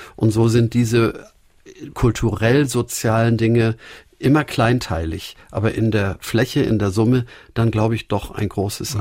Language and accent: German; Hamburg, Germany; Der Stadtteil, in dem wir aufgewachsen sind, die Jahresstadt in Hamburg-Winterhude, war ungefähr zur Hälfte zerbombt